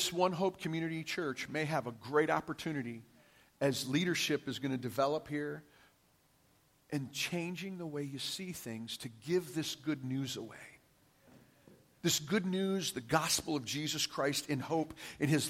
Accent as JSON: {"language": "English", "town": "Detroit", "region": "Michigan", "country": "United States", "tie": "born or raised there", "said": "I grew up in Detroit, Michigan, in an all-white community"}